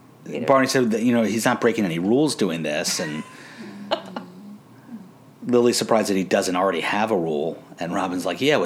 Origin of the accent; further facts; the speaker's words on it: Canada; he used to play hockey, I'm Canadian, I can't help it.